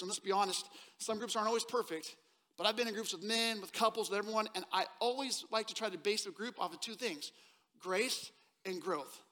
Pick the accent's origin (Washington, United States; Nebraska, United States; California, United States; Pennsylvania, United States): Washington, United States; Seattle; moved away as an adult; now in Texas, United States; I was actually born and raised in Seattle, Washington